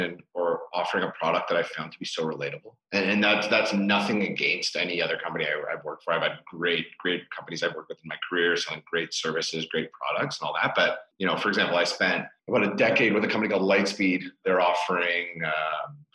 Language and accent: English; Toronto, Ontario, Canada; first language English; now in Quebec, Canada; I'm a Torontonian living in Quebec. Like I speak French, but it's not my native tongue.